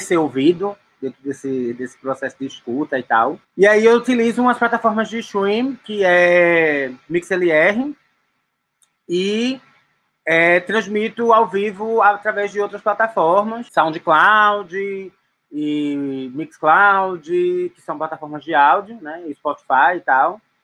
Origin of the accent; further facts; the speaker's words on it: Recife, Pernambuco, Brazil; now in São Paulo, Brazil; Eu sou de Recife, mas moro na cidade de São Paulo.